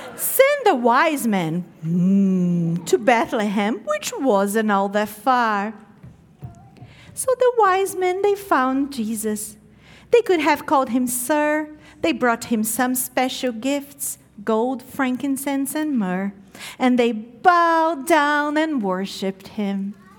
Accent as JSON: {"language": "English", "country": "Brazil", "tie": "born or raised there", "moved": "yes", "said": "growing up in Brazil, I grew up knowing Christmas to be a huge celebration"}